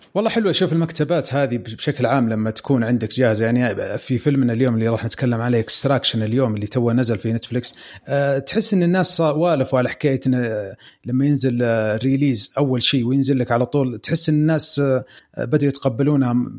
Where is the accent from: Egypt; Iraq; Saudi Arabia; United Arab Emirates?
Saudi Arabia; Eastern Province; عندنا في الشرقيه